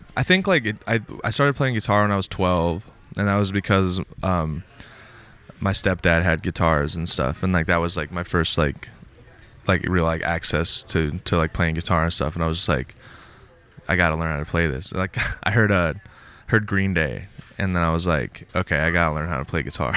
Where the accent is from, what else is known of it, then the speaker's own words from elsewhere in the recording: Montana, United States; moved away as an adult; also born or lived in Minnesota; I'm originally from Montana. I grew up, like, in Montana. When I was nineteen, I moved to Minnesota